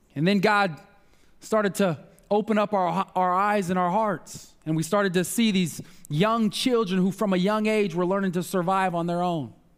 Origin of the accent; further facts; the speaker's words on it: Omaha, Nebraska, United States; I grew up in North Omaha. I was two when our family moved to North Omaha